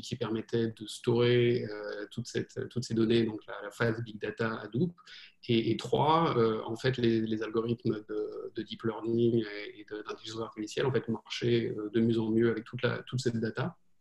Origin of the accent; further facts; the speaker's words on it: France; moved away as an adult; also born or lived in United States; now in New York, United States; j'ai grandi en France euh, et euh, donc j'ai passé à peu près la moitié de ma vie en France